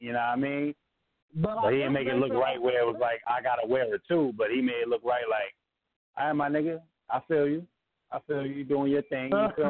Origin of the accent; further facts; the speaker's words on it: New York City, New York, United States; now in Dallas, United States; I'm from Brooklyn, but I'm located in Dallas right now.